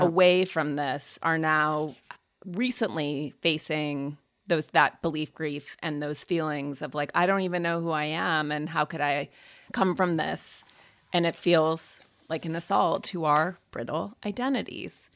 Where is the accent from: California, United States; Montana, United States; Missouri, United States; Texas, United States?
Montana, United States; I grew up in Montana.